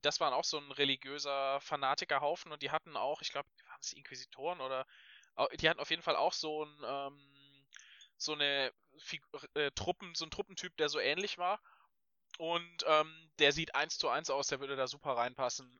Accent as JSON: {"language": "German", "town": "Wangen im Allgäu", "region": "Baden-Württemberg", "country": "Germany", "said": "ich komme aus Wangen"}